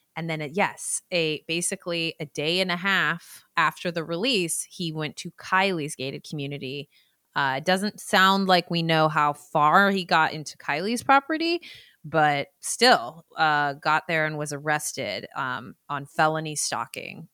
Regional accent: Bay Area, California, United States; my hometown in the Bay Area.

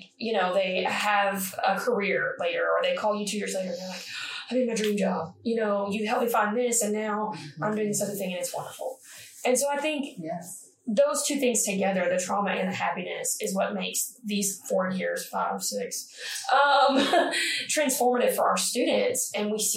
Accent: Owensboro, Kentucky, United States; I'm from Owensboro

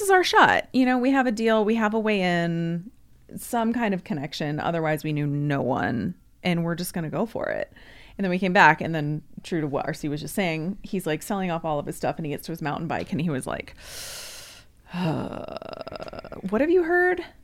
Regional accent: Yakima, Washington, United States; Yakima is my hometown

